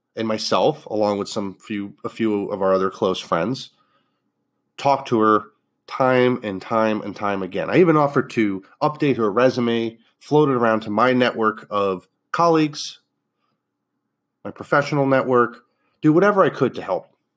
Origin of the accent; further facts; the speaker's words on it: Northeast, United States; moved away; also born or lived in Fort Lauderdale, Florida; I grew up in the Northeast